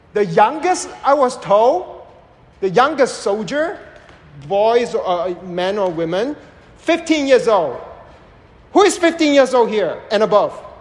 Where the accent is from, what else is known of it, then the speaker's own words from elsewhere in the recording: Malaysia; also born or lived in United States; now in Dallas, United States; I was born and raised in Southeast Asia